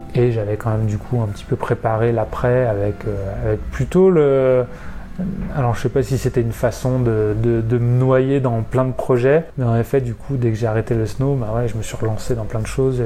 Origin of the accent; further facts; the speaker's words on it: Évian-les-Bains, Auvergne-Rhône-Alpes, France; also born or lived in Villard-de-Lans / Albertville; je suis né à Evian euh, et j'ai fait pas mal de snow pendant ma jeunesse. Euh, commencé le snowboard à 7 ans et demi, enfin, commencé le snowboard à 4 ans, puis rejoint le snowboard club d'Avoria à 7 ans et demi